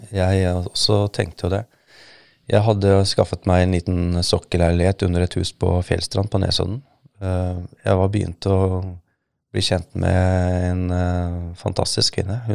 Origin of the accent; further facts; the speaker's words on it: Somalia; moved away as an adult; now in Norway; Men jeg merket jo en endring allerede i 1995, året etter at jeg kom fra Somalia, at eh, det er noe gærent.